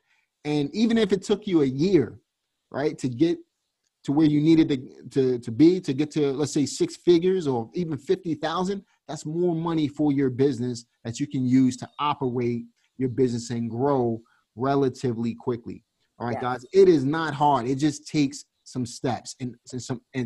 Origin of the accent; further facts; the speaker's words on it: New York City, New York, United States; also born or lived in Reading, Pennsylvania; now in Greensboro, United States; I'm from Brooklyn